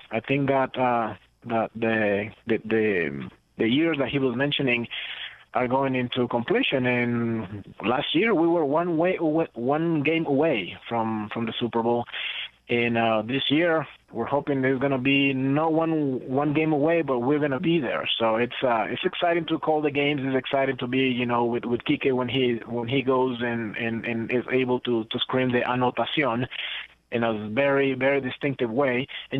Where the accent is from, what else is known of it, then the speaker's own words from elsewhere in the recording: Costa Rica; English is a second language; also born or lived in Guatemala; now in United States; Growing up in Central America, you know, Costa Rica and Guatemala, it was more about soccer, which it was, you know, the World Cup was a big thing for us.